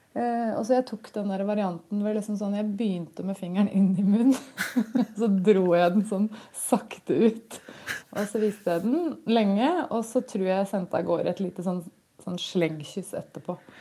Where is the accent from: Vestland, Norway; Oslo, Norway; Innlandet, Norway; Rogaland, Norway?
Innlandet, Norway; Gjøvik; Jeg kommer fra Gjøvik